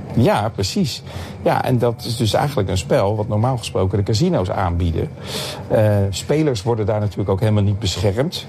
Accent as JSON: {"language": "Dutch", "town": "Leiden", "region": "South Holland", "country": "Netherlands", "tie": "born or raised there", "said": "Ik ben nu ik ben, eh, op mijn, in mijn geboortestad Leiden"}